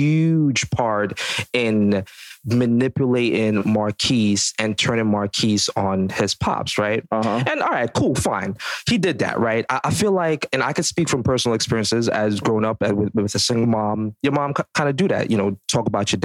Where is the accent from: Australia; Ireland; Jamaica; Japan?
Jamaica; As a Jamaican, bro